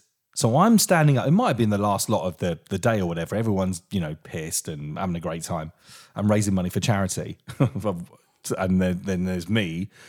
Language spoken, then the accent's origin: English; Portsmouth, South East England, United Kingdom; I'm a boy from Portsmouth, from a council house that's travelled all the way around the country.